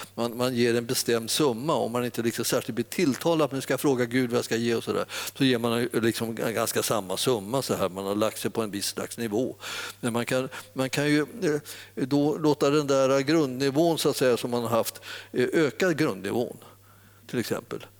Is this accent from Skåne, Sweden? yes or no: no; Stockholm area, Stockholm County, Sweden; jag har vuxit upp här i, i Stockholmstrakten